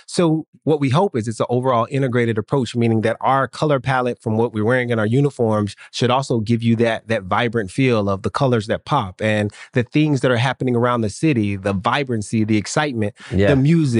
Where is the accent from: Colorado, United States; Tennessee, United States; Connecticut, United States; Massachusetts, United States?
Tennessee, United States; Nashville; now in Miami, United States; I grew up in Nashville